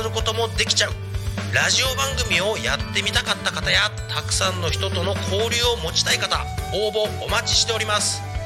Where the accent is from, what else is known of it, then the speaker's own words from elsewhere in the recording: Tako, Chiba, Japan; タコ町で生まれ育ち